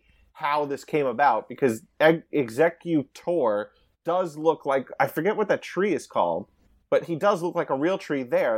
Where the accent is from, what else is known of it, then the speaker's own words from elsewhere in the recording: Long Island, New York, United States; I grew up on Long Island